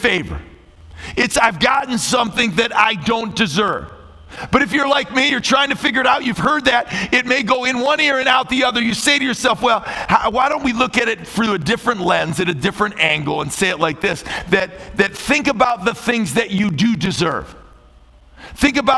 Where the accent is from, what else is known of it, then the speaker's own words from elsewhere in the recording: Chicago, Illinois, United States; I'm from Chicago